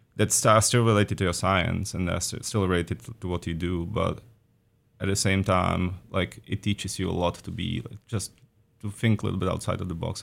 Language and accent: English; Czechia; moved away as an adult; also born or lived in Prague, Czech Republic; now in Oregon, United States; I am from the Czech Republic originally, so I did my undergrad and master's, too, in Prague at Charles University